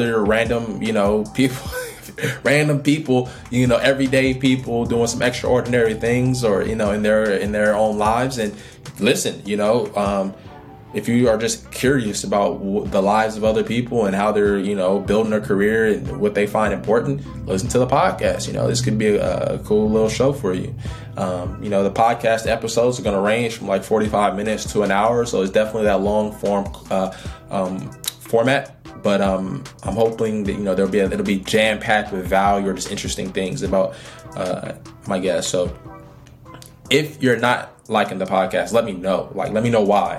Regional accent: Oakland, California, United States; I'm from Oakland, California, grew up in a single parent household, grew up in poverty.

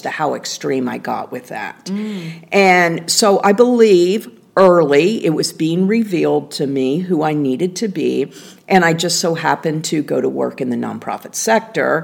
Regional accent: Indiana, United States; I was a little girl growing up in Indiana

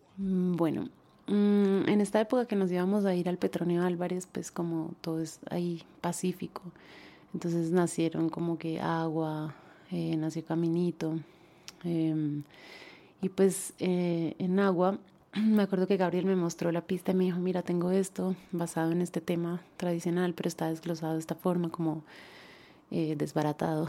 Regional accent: Colombia; now in Ecuador; yo toda la vida he escuchado San Antonio en Colombia

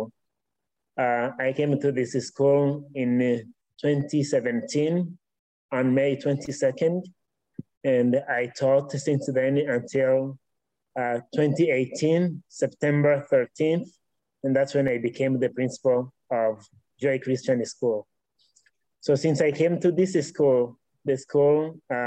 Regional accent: Northern Province, Rwanda; also born or lived in Democratic Republic of the Congo; I grew up in Rwanda. I was born on May 20th, 1991, in a northern province. And that's where I grew up

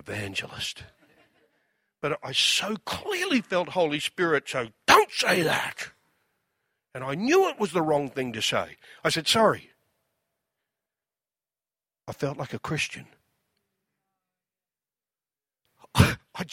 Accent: Australia; I'm from Australia

